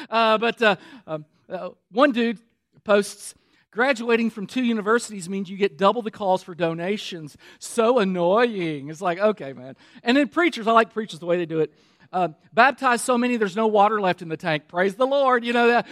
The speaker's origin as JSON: {"language": "English", "region": "Kentucky", "country": "United States", "also_born_or_lived": "Michigan", "moved": "yes", "said": "Now, we were living in Michigan at the time. I'm from Kentucky."}